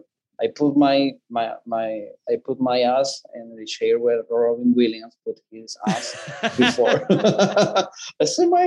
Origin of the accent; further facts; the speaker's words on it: Colombia; accent: Colombian; English is a second language; I can do it with my Colombian accent and stuff.